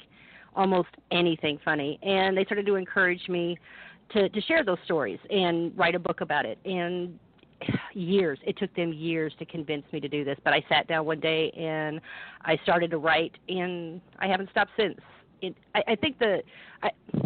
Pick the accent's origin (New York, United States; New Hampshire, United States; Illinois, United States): Illinois, United States; Quincy; moved away as an adult; also born or lived in Galesburg, Illinois / Phoenix, Arizona; We moved to Quincy, and that's before I turned two, and that's pretty much where I grew up most of my life